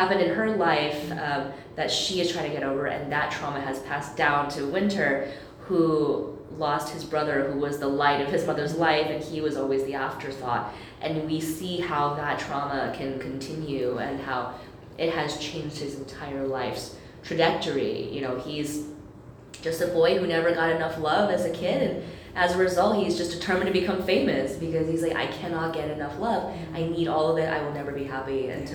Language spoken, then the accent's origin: English; United States; I am American, and that's where I grew up